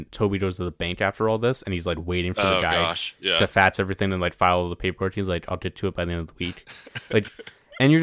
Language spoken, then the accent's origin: English; New York, United States; I'm from New York